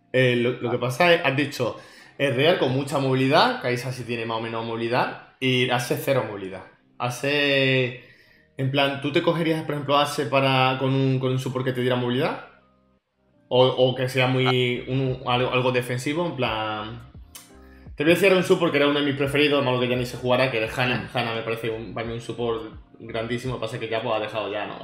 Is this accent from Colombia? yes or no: no; Málaga, Andalusia, Spain; Que soy yo también de Málaga